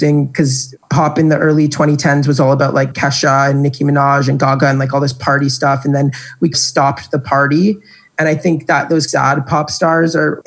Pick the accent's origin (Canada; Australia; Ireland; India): Canada; I'm Canadian